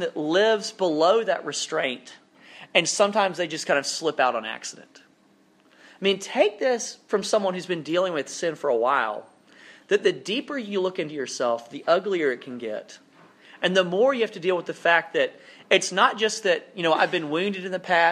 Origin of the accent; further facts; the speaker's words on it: South Alabama, United States; now in North Carolina, United States; I grew up in South Alabama, which is a little bit more rural than this, but parts of North Carolina feel like the place where I grew up.